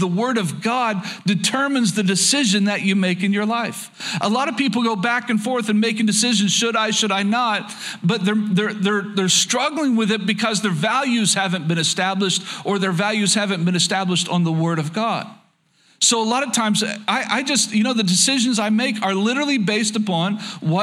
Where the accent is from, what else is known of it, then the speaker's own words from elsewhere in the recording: Oklahoma, United States; a Southern boy growing up in Oklahoma